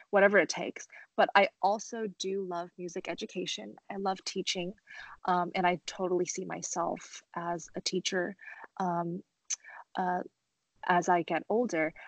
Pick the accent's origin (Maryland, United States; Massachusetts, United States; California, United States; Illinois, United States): California, United States; Los Angeles; also born or lived in Shenzhen, China; I was born in uh, Shenzhen, China, and I moved to Los Angeles when I was three. Um, so I'm very proud to represent um, my country, um, but because I grew up in America